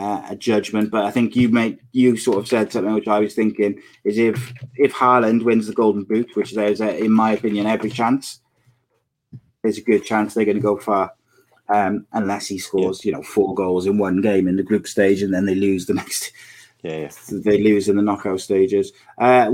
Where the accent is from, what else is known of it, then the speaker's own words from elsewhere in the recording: Welsh, Wales, United Kingdom; I'm Welsh